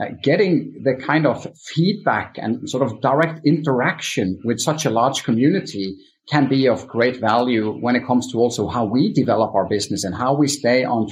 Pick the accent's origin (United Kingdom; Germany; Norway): Norway; Stavanger, Rogaland; also born or lived in United States; now in Stavanger, Norway; I could move back from the US to my hometown Stavanger